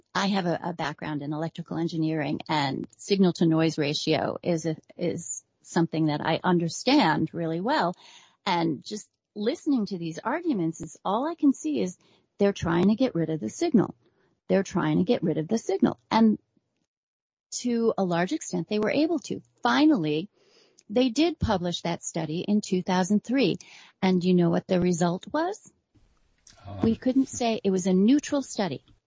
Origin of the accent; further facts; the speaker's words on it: New York, United States; I'm a New Yorker going way back.